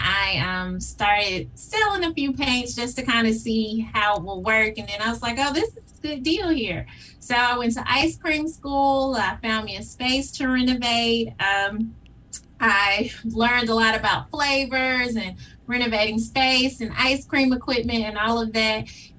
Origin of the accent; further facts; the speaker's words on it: Whitehaven, Tennessee, United States; That is absolutely correct. I am a proud graduate of Whitehaven High School. Mm-hmm. And I have lived in Whitehaven most